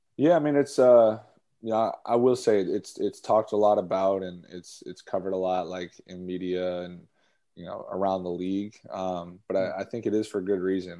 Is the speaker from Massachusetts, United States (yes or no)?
yes; Boston, Massachusetts, United States; I grew up in Boston, around Boston